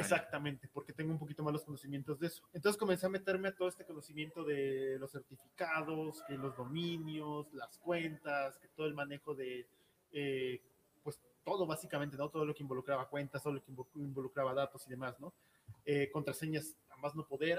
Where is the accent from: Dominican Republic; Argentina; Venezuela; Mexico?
Mexico; Oaxaca; moved away; soy de Oaxaca